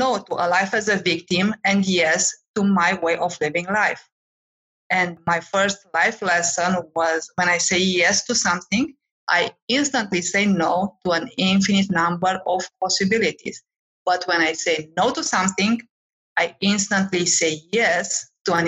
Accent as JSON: {"language": "English", "country": "Romania", "also_born_or_lived": "France / Cyprus / Nigeria", "moved": "as an adult", "lives_now": "United States", "said": "I am from Romania, but I traveled and lived in many countries in Europe, like France and Cyprus"}